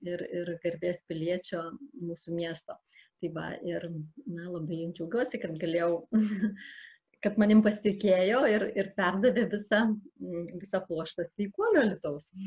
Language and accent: Lithuanian; Samogitia, Lithuania; now in Alytus, Lithuania; Šiuo metu gyvenu Alitui, Šiaip tai aš esu kilus iš Žemaitijos, turiu žemaitiško kraujo.